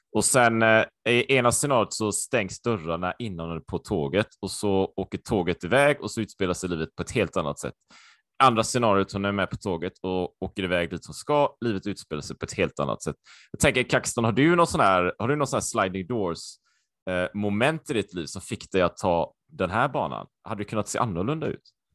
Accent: Sweden; also born or lived in Japan / Taiwan; jag var ju supersvensk. Jag har ju alltid varit i Sverige

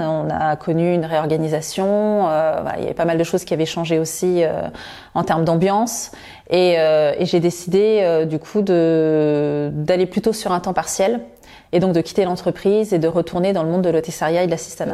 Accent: Créteil, Île-de-France, France; je suis née à Créteil, j'y ai grandi, j'ai suivi toute ma scolarité.

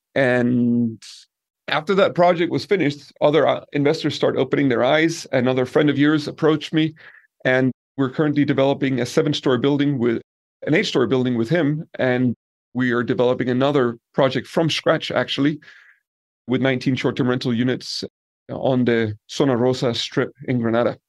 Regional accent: Denmark; moved away as an adult; also born or lived in Peru / Brazil / Italy; now in Colombia; I come from Denmark

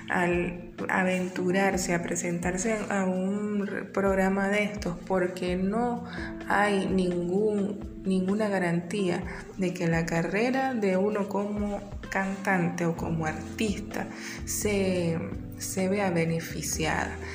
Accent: Venezuela; accent: Venezuelan; Si todo el mundo sabe que yo soy venezolana y estoy participando en el, en el concurso

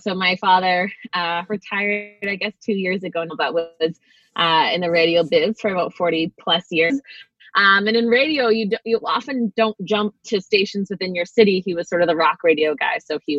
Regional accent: North Vancouver, British Columbia, Canada; also born or lived in Winnipeg / Collingwood / Toronto; Well, I was born in Winnipeg, Manitoba, and then I moved to Collingwood, Ontario. First Toronto, and then Collingwood, and then back to Winnipeg for a year, back to Toronto for a year, moved to Vancouver when I was 9.

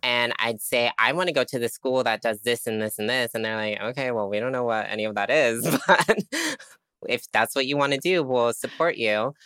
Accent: Tampa, Florida, United States; I grew up in, um, what I call Trampa. sorry, people from Tampa. Um, Tampa, Florida

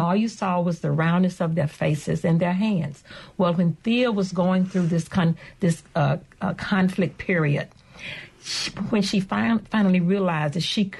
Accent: Canton, Mississippi, United States; Canton, Mississippi, my hometown

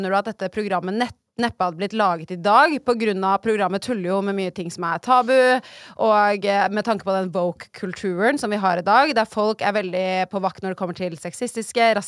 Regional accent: Oslo, Norway; Uh, Ullern.

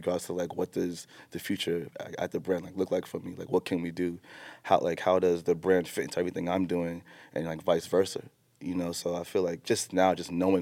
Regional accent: New York City, New York, United States; Growing up in Jamaica, Queens

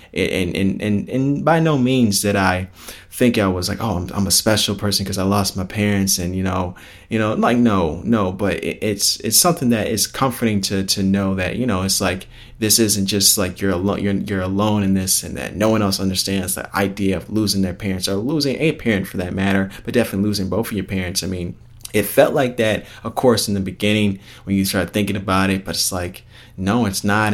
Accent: Palos Hills, Illinois, United States; us growing up and stuff like that, out in Palos Hills

